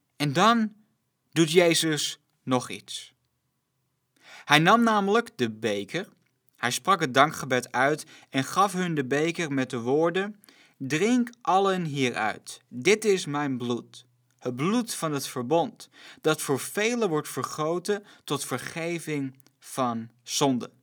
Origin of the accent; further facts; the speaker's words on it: Netherlands; als Nederlanders